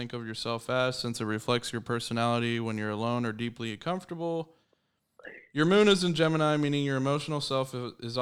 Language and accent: English; Guymon, Oklahoma, United States; I was born in Guymon, Oklahoma